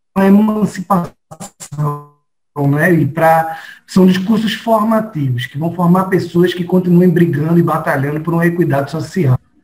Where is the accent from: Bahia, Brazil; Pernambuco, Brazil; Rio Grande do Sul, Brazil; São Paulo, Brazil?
Pernambuco, Brazil; Paulista; also born or lived in Recife; eu nasci aqui no Recife, fiquei aqui próximo de Afogados, da região metropolitana aqui de Recife, é, mas saí de lá muito pequeno, né, após a separação morar em Paulista